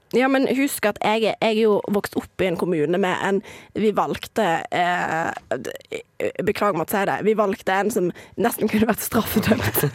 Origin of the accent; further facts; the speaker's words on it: Somalia; also born or lived in Western Norway; now in Norway; som somalier